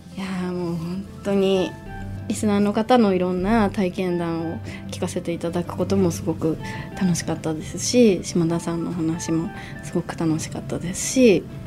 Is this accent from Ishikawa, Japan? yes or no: yes; Ishikawa, Japan; 石川県出身